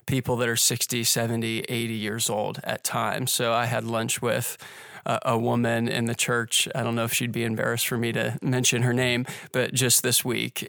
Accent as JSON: {"language": "English", "town": "Pittsburgh", "region": "Pennsylvania", "country": "United States", "tie": "born or raised there", "also_born_or_lived": "Indiana", "moved": "yes", "lives_now": "Orlando, United States", "said": "I grew up in Pittsburgh"}